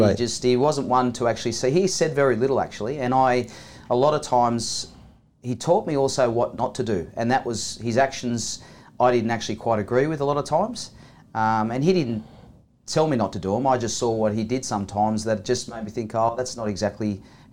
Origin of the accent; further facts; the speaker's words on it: New South Wales, Australia; Yeah, Thomas, I grew up on the Central Coast, and it's a beautiful place in the world